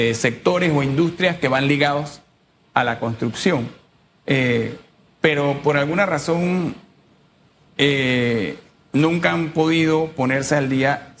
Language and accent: Spanish; Panama; yo soy panameño también y vivo aquí